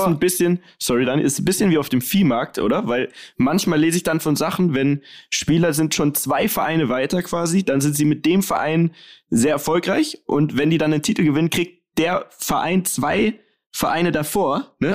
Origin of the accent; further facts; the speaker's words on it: Munich, Bavaria, Germany; als geborener Münchner